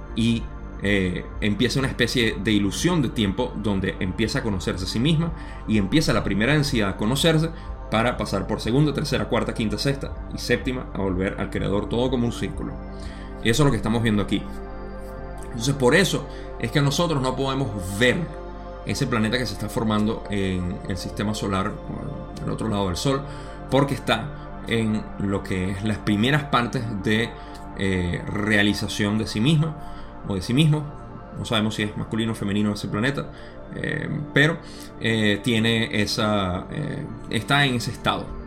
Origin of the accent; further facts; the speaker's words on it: Venezuela; en mi país usamos la palabra millardo eh, para aquellos venezolanos que están